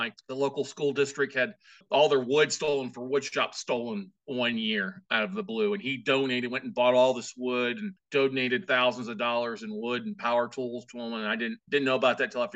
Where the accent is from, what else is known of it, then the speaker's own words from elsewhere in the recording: Corpus Christi, Texas, United States; also born or lived in Minnesota; my parents moved to Corpus Christi, Texas when I was like 2 or 3. So I grew up in South Texas